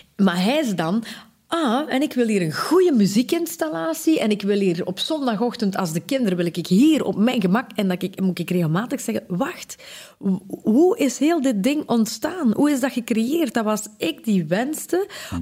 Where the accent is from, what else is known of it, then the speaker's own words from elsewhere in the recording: Belgium; Ik kom uit de Kempen